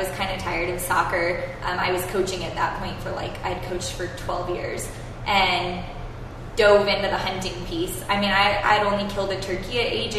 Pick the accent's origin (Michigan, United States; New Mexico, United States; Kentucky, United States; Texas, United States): New Mexico, United States; Alamogordo; also born or lived in Santa Fe, New Mexico / Albuquerque, New Mexico; I'm a New Mexico girl. I mean, I've lived here pretty much my entire life. I was born in Santa Fe and grew up in Alamogordo until I was 14 and then moved to the big city of Albuquerque